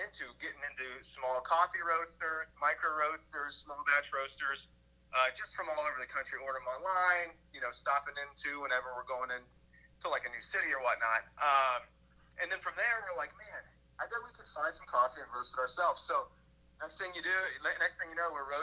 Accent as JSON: {"language": "English", "town": "Columbus", "region": "Ohio", "country": "United States", "moved": "yes", "lives_now": "Pittsburgh, United States", "said": "Originally, I'm from Columbus, Ohio"}